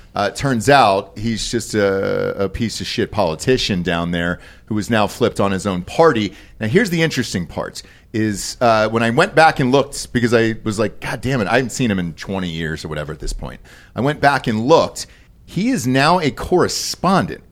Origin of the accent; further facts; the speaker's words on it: Atlanta, Georgia, United States; moved away; I grew up in Fulton County